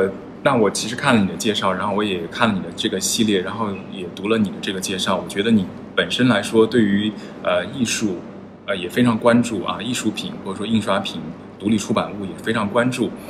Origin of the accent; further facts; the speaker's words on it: China; now in London, United Kingdom; 就是我其实并不是太强调，就是说我是中国人，我是